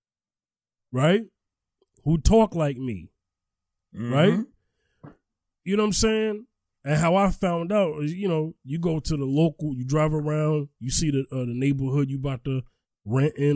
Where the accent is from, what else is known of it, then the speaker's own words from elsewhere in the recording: New York City, New York, United States; now in Houston, United States; I live in Houston now. I'm from Staten Island, New York, for those who forgot. I came from a neighborhood that already had black people in it